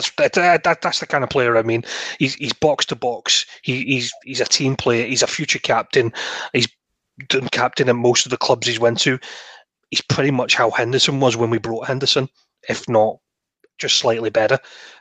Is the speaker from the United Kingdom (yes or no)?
yes; England, United Kingdom; being English